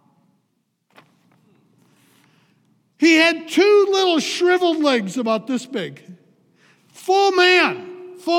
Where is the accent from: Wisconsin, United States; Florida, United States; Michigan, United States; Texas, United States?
Wisconsin, United States; Eau Claire; I'm a Wisconsin boy. I grew up in Eau Claire